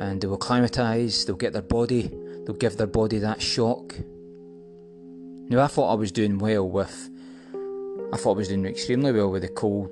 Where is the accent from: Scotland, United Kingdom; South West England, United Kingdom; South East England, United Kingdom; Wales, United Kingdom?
Scotland, United Kingdom; accent: Scottish; that kind of accent I can go with, because that's my accent